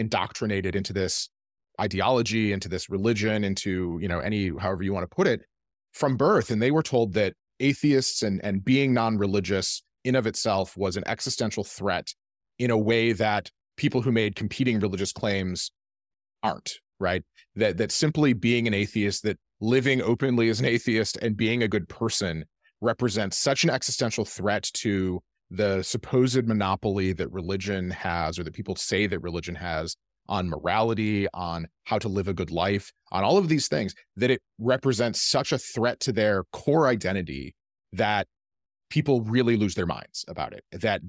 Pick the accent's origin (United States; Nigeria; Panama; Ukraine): United States; Midwest; Like, I'm from the Midwest. That's how it works.